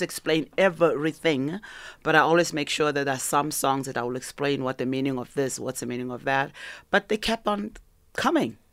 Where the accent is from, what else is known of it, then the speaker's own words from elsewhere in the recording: South Africa; moved away; also born or lived in Canada; South African